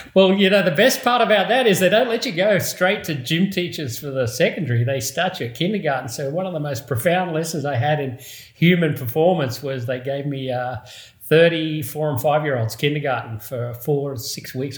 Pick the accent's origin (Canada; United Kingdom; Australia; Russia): Australia; growing up in Australia, obviously, given the accent